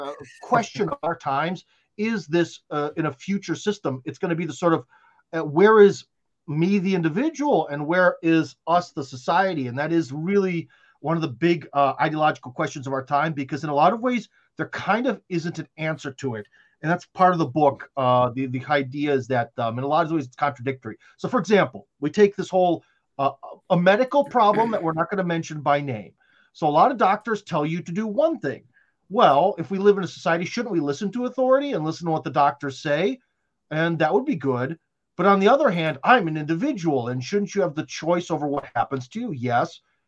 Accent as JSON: {"language": "English", "country": "Russia", "second_language": "English", "said": "I am from Russia, so everything sounds very the way they speak."}